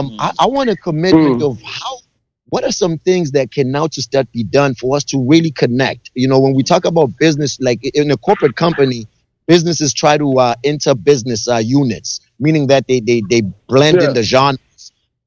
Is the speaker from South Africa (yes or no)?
yes; South Africa; now in United States; I remember growing up in South Africa